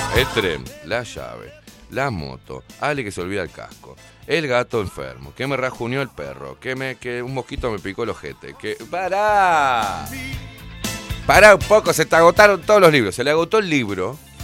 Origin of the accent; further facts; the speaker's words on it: Uruguay; en Uruguay somos todo